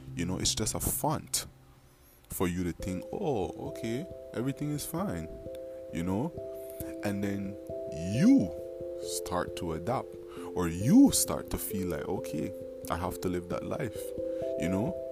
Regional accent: Belize; also born or lived in Dangriga, Belize; I'm from Belize.

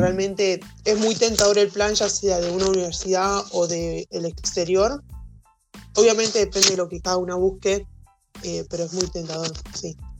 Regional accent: Lehmann, Santa Fe, Argentina; soy de un pueblito de Santa Fe.

